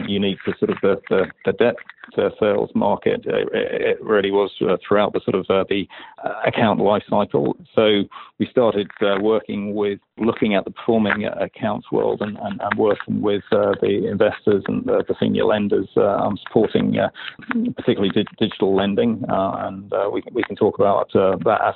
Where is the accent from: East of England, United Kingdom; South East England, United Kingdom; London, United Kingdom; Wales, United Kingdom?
London, United Kingdom; moved away as an adult; now in New York, United States; Originally from London, yeah. I've been here 12 or so years.